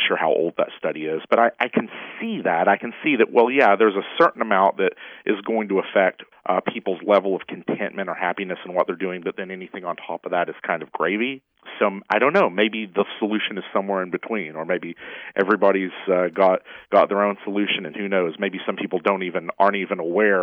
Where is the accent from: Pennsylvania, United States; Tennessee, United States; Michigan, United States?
Tennessee, United States; Cleveland; now in Los Angeles, United States; the town that I grew up with in Cleveland, Tennessee